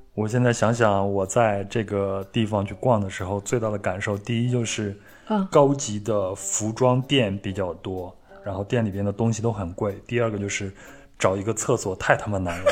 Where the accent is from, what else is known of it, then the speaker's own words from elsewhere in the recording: Henan, China; 那我老家呢，是在河南嘛，在我的小时候呢，吃饺子基本上是一个很隆重的事儿